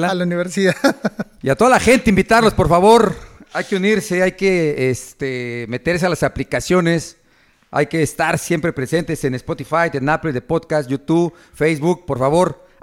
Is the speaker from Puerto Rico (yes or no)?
no; Mexico City, Mexico; Yo soy de la este, Ciudad de México